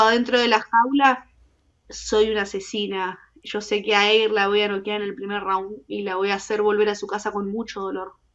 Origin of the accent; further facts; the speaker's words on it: Argentina; soy la argentina número dos y soy la primera en firmar desde Argentina